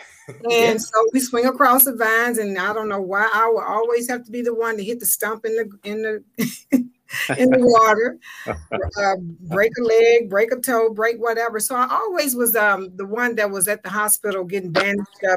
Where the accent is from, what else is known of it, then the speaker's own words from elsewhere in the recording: Memphis, Tennessee, United States; moved away as an adult; now in DMV (Washington metropolitan area), United States; I'm originally from Memphis, Tennessee